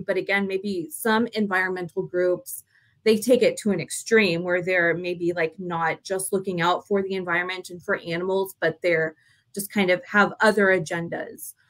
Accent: Texas, United States; though we're from Texas, like we're not from like country Texas

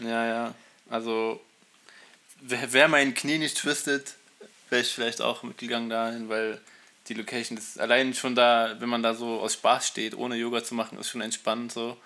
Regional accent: Berlin, Germany; ich wohne noch nicht so lange hier im Osten Berlins. Also ich bin in Berlin geboren, aber im Westen

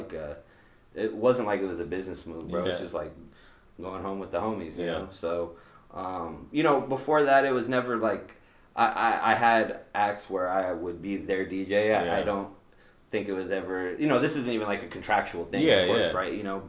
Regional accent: the South, United States; now in Des Moines, United States; Being from the South, bro, like, I don't get Domino's, I don't get Pizza Hut, like, I'm from the South, like, I got all these spots to get pizza from.

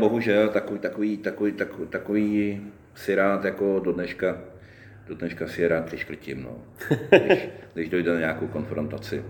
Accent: Roudnice nad Labem, Ústí nad Labem Region, Czechia; also born or lived in Boušovice; jsem jako malý vyrůstal, vyrůstal, vyrůstal v Roudnici

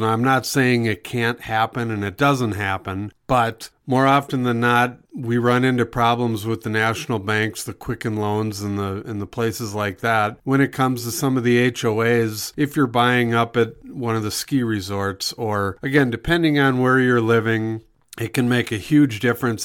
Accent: Minnesota, United States; now in Montana, United States; I grew up in Minnesota

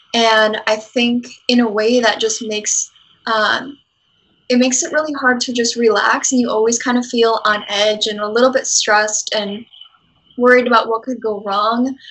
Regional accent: Wisconsin, United States; moved away as an adult; now in San Antonio, United States; I am from Wisconsin and I currently live in San Antonio in Texas. And I moved here about a year ago

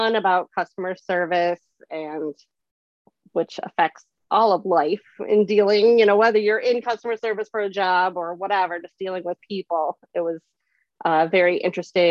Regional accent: Syracuse, New York, United States; I'm from Syracuse, New York.

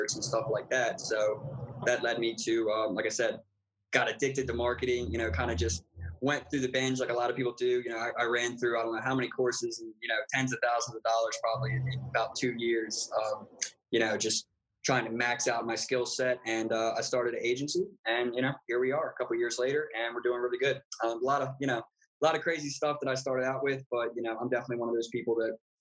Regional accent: Baltimore, Maryland, United States; moved away as an adult; now in Arizona, United States; So I'm originally from the East Coast in the United States. I was born in Baltimore, Maryland.

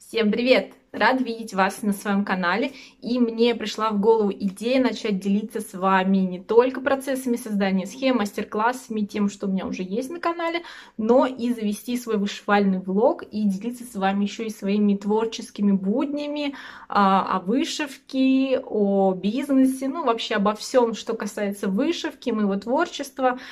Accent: Russia; мы из России

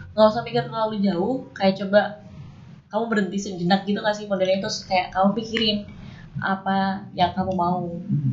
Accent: Java, Indonesia; kita berdua dari Jawa

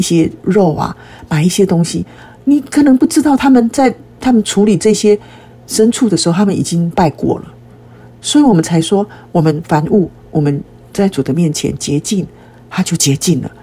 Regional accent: Taiwan; 其实在台湾很多人，我们都是在拜偶像的环境中长大的。我们从小也是吃那几有相之物长大的

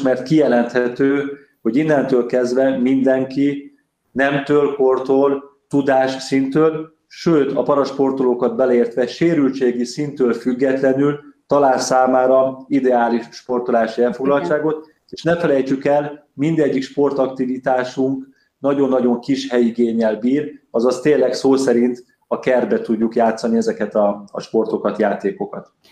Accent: Budapest, Hungary; Én újpesti gyerekként nőttem fel

